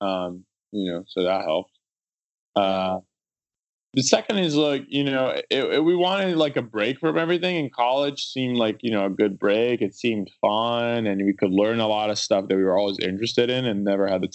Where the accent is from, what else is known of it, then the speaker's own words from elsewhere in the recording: São Paulo, Brazil; English is a second language; now in United States; we're both from Sao Paulo